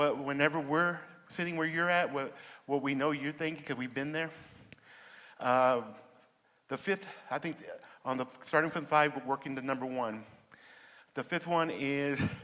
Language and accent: English; Denver City, Texas, United States; I grew up here in Denver City.